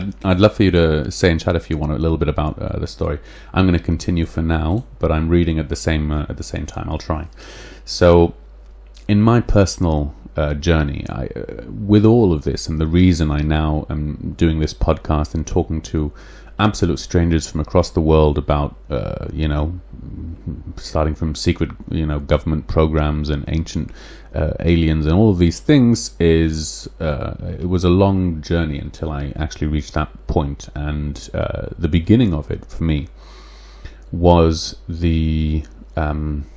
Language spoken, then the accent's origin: English; England, United Kingdom; accent: English; my English accent